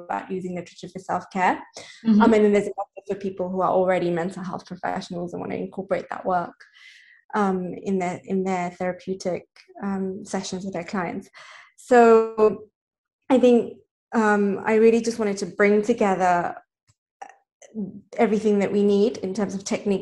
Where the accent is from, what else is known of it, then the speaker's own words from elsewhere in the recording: Nairobi, Kenya; I grew up in Nairobi, Kenya. So I spent a lot of my childhood and teenage years there.